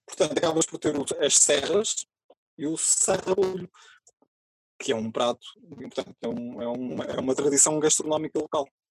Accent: Santa Marta de Penaguião, Norte, Portugal; Eu moro em Santa Marta de Penaguião, uh, eh, onde nasci

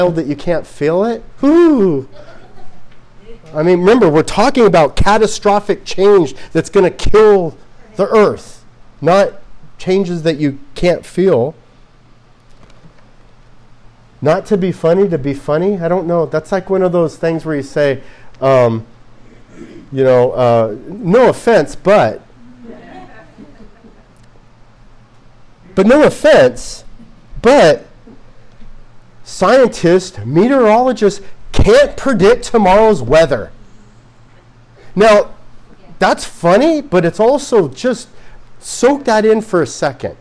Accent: Southern California, United States; We come from Southern California

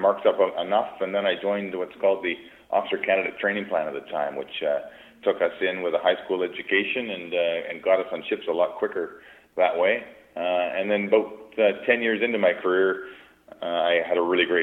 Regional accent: Aldergrove, British Columbia, Canada; when I was a young kid growing up in Alder Grove, British Columbia

